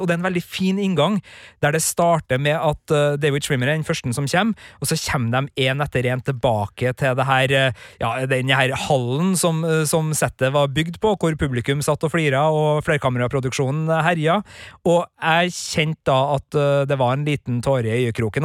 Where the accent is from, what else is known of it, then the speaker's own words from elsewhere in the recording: Klæbu, Trøndelag, Norway; moved away; hjemme i Klæbu